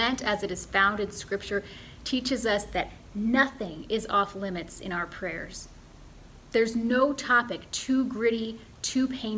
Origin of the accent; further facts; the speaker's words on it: Midwestern United States, United States; I'm from the Midwestern United States, where politeness is a strong cultural value.